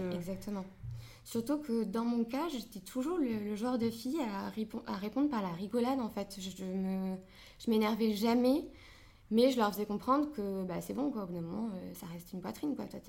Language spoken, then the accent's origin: French; France; je suis franco-marocaine. Donc euh, je suis née en France, mais mes parents sont tous les deux marocains